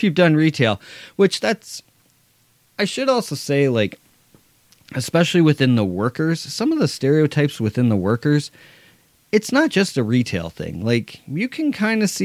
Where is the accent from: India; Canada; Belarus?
Canada; Ontario; I'm Canadian